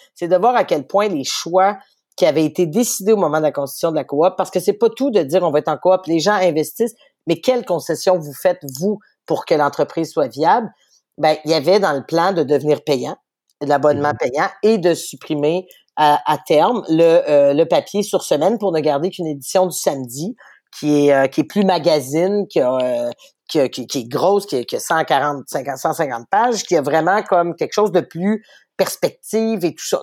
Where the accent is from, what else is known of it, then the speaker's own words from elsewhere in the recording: Quebec City, Quebec, Canada; mon père lisait le soleil à la maison. Je viens de Charlebourg